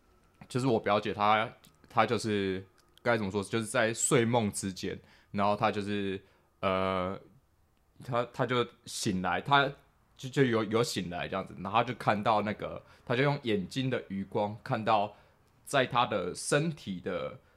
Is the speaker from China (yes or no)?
no; Taipei, Taiwan; 我从小就是我是在甚至在台北的新义新义区那个长大这样子，然后我家我以前我家就是住在那个等于是现在的信义